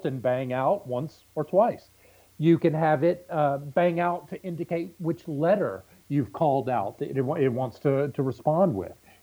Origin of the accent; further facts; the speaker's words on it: Southeast Texas, United States; I'm from Southeast Texas